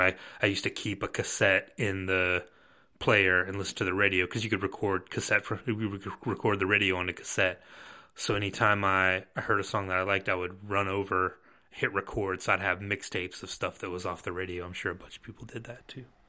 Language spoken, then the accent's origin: English; Rome, Georgia, United States; also born or lived in Athens, Georgia; I grew up in Rome, Georgia, which is not, like, a hotbed of culture, um, Northwest Georgia